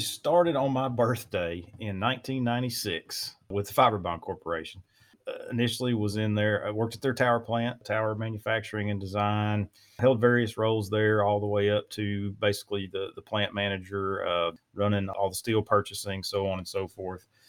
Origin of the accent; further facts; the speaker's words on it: Louisiana, United States; now in East Texas, United States; I'm born and raised in Louisiana and live in East Texas now